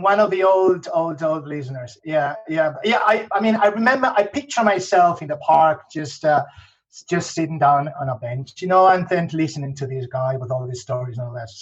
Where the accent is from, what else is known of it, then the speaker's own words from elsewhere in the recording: Madrid, Community of Madrid, Spain; English is a second language; also born or lived in Scotland / Northern Ireland; I'm Spanish. I'm from Spain, from Madrid, actually.